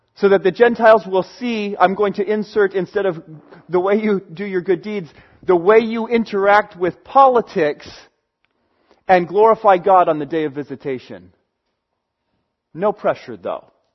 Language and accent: English; United States; I live in America